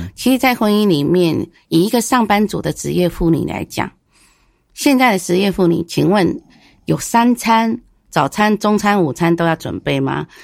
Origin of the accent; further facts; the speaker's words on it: northern Taiwan, Taiwan; 因为我本身是北部的人